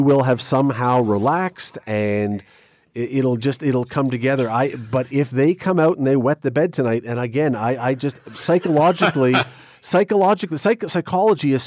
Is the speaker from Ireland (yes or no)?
no; Canada; we're Canadian